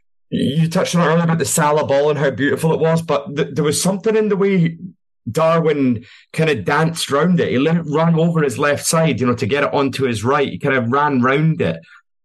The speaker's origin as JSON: {"language": "English", "region": "Scotland", "country": "United Kingdom", "said": "As a Scotsman myself"}